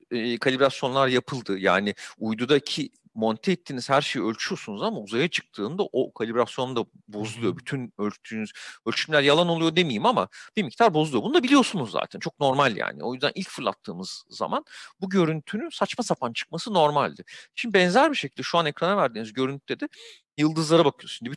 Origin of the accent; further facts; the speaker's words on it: İzmir, Turkey; E, ben de İzmirliyim.